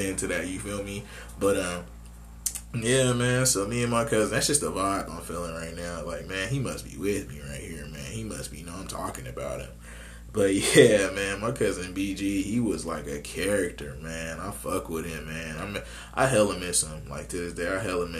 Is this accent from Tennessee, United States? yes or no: no; Phoenix, Arizona, United States; I'm from Maryville, Arizona. That's basically Phoenix, Arizona